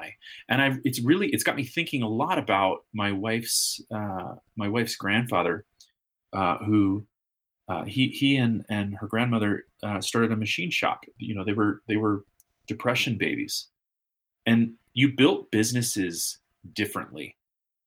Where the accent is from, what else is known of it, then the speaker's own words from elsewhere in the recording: United States; as American business owners and operators